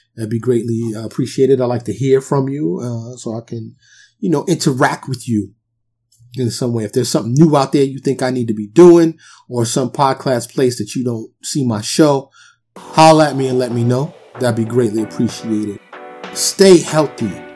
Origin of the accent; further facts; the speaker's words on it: New York City, New York, United States; moved away as an adult; also born or lived in Dallas area, Texas; now in Dallas, United States; I'm born and raised in New York City